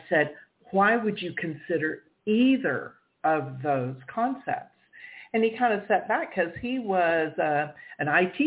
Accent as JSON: {"language": "English", "region": "the South", "country": "United States", "said": "I'm from the South"}